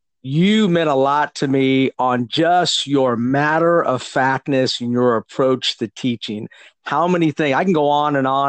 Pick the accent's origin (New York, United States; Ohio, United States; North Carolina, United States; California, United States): California, United States; I'm from California, by the way